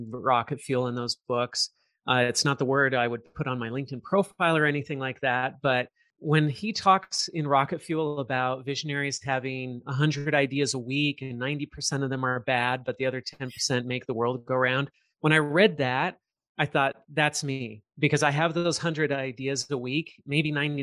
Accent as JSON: {"language": "English", "region": "Southern California", "country": "United States", "tie": "born or raised there", "said": "I grew up in Southern California."}